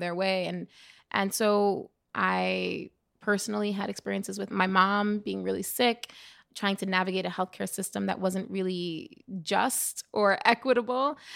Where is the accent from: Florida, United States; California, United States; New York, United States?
New York, United States; New York City; growing up in the Bronx